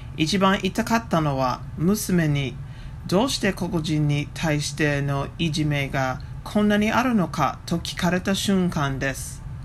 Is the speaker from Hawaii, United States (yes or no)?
no; Virginia, United States; Japanese is a second language; also born or lived in Fukuoka Prefecture, Japan; now in near Washington, D.C., United States; アメリカのバージニア州出身です